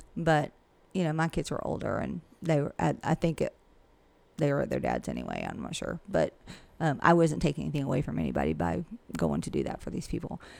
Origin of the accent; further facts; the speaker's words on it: Millen, Georgia, United States; I've lived here forever, and I can pretty much tell you anybody anything about this area, and I'm from Millen